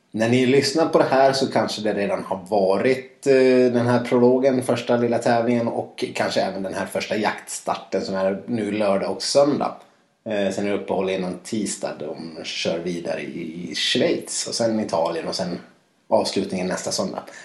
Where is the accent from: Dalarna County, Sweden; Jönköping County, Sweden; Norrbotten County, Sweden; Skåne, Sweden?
Dalarna County, Sweden; moved away; Jag har varit hemma i Dalarna